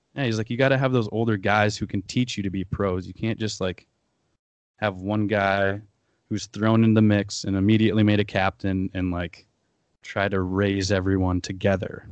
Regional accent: Aberdeen, South Dakota, United States; moved away as an adult; also born or lived in Denver / Sioux Falls; I grew up in Aberdeen, South Dakota

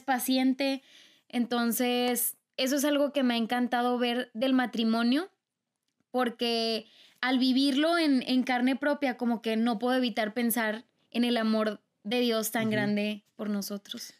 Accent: Mexico; yo soy de cultura mexicana

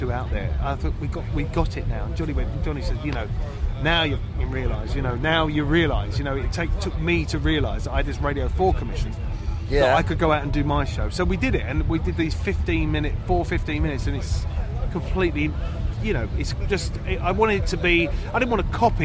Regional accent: Southend-on-Sea, East of England, United Kingdom; I grew up in Southend, which is out on the east coast of the UK, in Essex

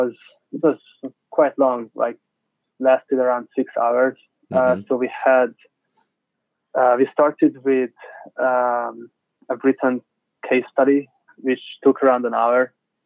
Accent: Budapest, Hungary; No, I'm from Budapest.

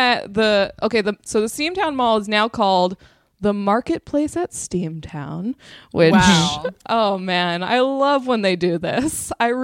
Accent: Southern California, United States; also born or lived in Los Angeles; being from Southern California

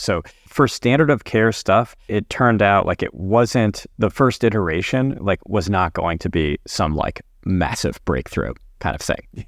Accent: Connecticut, United States; also born or lived in New Orleans, Louisiana / New York; took a job in private practice back very close to where I grew up in Connecticut

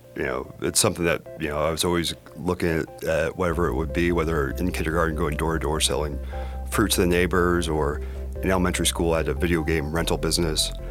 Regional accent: Broomfield, Colorado, United States; also born or lived in United Kingdom / Washington, D.C.; I grew up in Broomfield, Colorado.

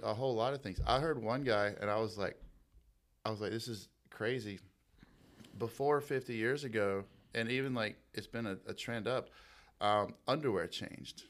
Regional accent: Toccoa, Georgia, United States; born or raised there; also born or lived in Seneca, South Carolina

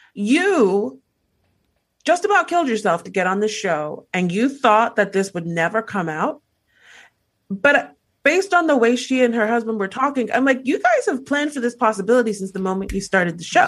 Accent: Nigeria; being Nigerian

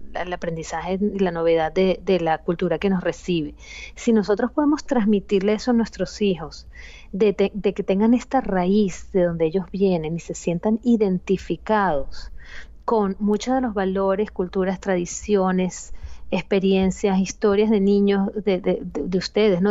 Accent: Venezuela; yo soy familia de padres inmigrantes y crecí en Venezuela como primera generación

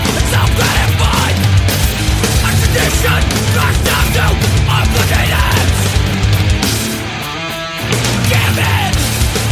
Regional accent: Canada; born or raised there

